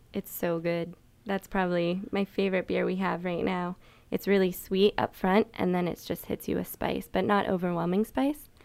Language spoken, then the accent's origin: English; Rockville, Maryland, United States; I'm from Rockville